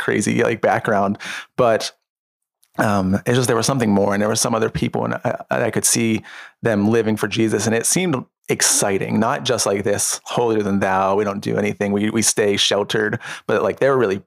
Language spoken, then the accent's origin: English; Avella, Pennsylvania, United States; also born or lived in Washington, Pennsylvania; I grew up in Avella, PA until I was 13, which is a super small town outside of Washington, and then moved into Washington when I was 13